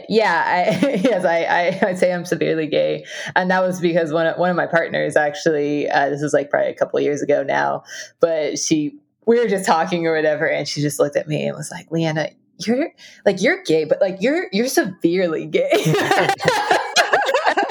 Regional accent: Southern California, United States; I grew up in Southern California

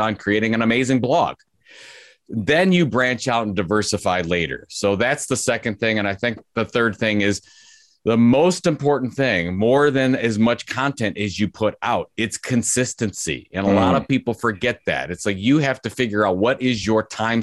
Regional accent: Cleveland, Ohio, United States; Cleveland's my hometown

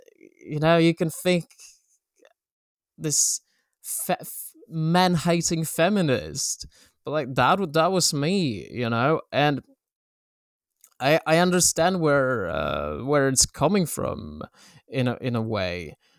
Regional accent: Poland; born there; English is a second language; And I was born in Poland, in a small town that was very homophobic.

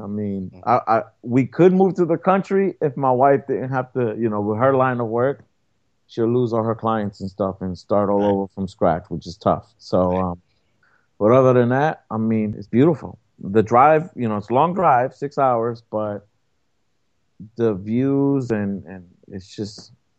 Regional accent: New York City, New York, United States; now in New Jersey, United States; I'm a city boy. I was born and raised in Brooklyn, New York, you know, and when I first moved out of New York, I ended up moving to a smaller city, and then from there, I ended up coming back to Jersey, which is a bigger city.

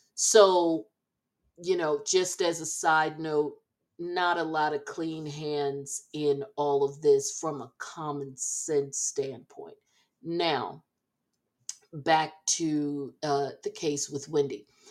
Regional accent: New Jersey, United States; I uh, was born and raised in Jersey

